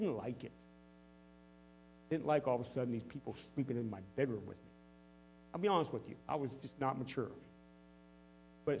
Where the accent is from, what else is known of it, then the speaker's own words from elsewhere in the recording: United States; I am living as a productive citizen, as an American citizen